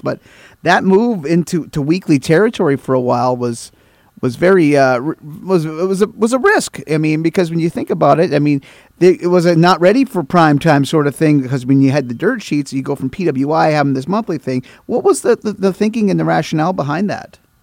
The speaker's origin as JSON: {"language": "English", "region": "Minnesota", "country": "United States", "tie": "born or raised there", "said": "I live uh, in northwestern Minnesota. I actually my I grew up in a small town that was about 30 miles from the Canadian win, the Manitoba border."}